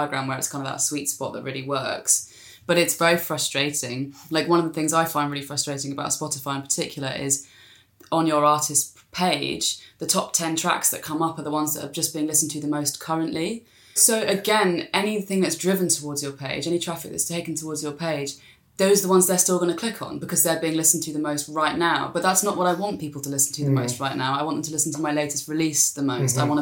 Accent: South East England, United Kingdom; south of London, like, as in south of London, not South London.

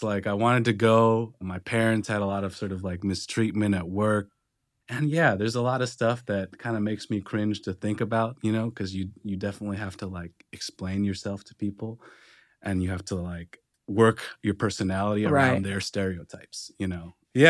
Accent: Tennessee, United States; moved away as an adult; also born or lived in Michigan; now in Los Angeles, United States; Yeah, I grew up in Tennessee.

